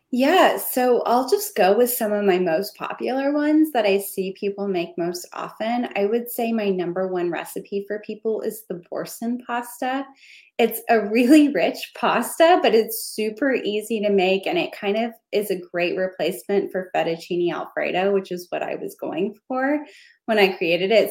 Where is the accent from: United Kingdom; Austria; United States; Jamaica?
United States; Texas; as a Texan